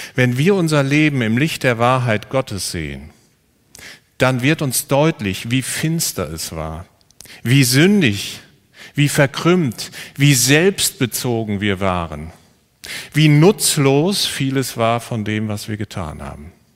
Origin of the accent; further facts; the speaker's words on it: Siegerland, North Rhine-Westphalia, Germany; ich komme aus dem Siegerland